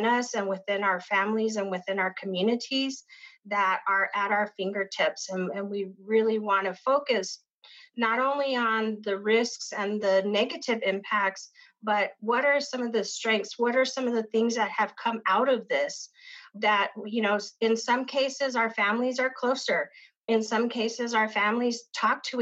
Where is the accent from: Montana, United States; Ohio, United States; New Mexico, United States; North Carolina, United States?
New Mexico, United States; Isleta; I grew up in the Pueblo of Isleta